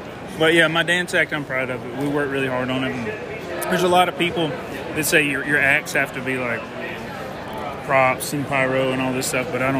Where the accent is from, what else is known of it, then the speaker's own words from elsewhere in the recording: Louisiana, United States; now in North Carolina, United States; Well, I grew up in Louisiana. I live in North Carolina. I am a North Carolinian. I have been there for 20 years with my wife and kids.